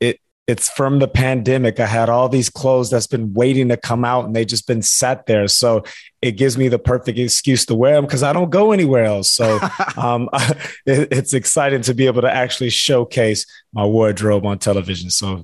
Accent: Houston, Texas, United States; So I was obviously a huge Oiler fan living and growing up in the suburbs of Houston.

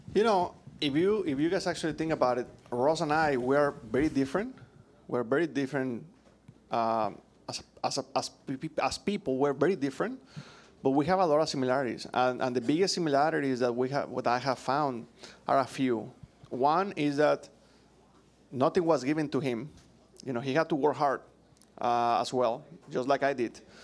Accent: Mexico; English is a second language; moved away as an adult; now in United States

